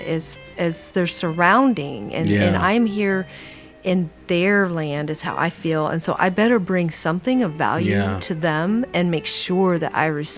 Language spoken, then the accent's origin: English; India; They did that in my hometown in India.